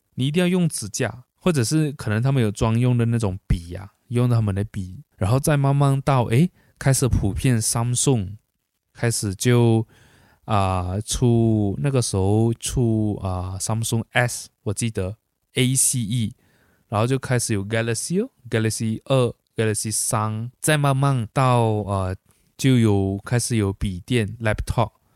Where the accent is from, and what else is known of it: Malaysia; born or raised there